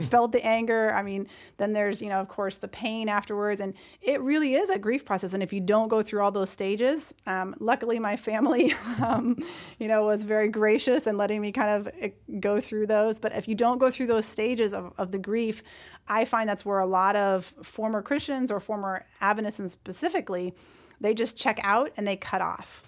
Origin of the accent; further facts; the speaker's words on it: Brunswick, Maine, United States; moved away as an adult; now in Tennessee, United States; a very wonderful community that I grew up with in Brunswick, Maine.